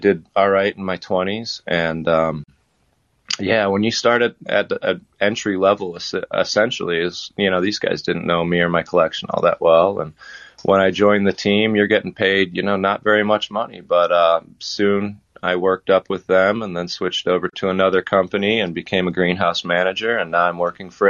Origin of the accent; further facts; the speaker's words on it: Ohio, United States; moved away as an adult; also born or lived in West Palm Beach, Florida / Columbus, Ohio; now in Florida, United States; I'm an Ohioan.